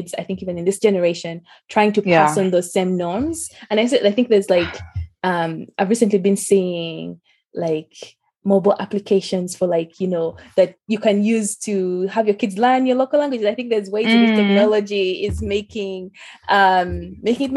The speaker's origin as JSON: {"language": "English", "country": "Uganda", "tie": "born or raised there", "said": "when I was growing up, so I'm from Uganda"}